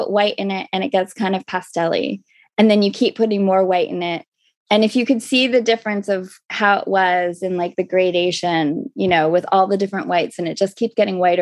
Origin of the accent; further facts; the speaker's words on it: Los Angeles, California, United States; also born or lived in Tucson, Arizona; I did grow up